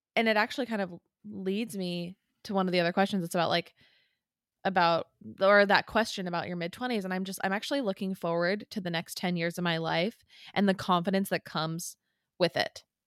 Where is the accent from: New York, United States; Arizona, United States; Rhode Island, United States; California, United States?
California, United States; San Clemente; I loved living in San Clemente. I feel very proud to have lived there. I still, like, it is home.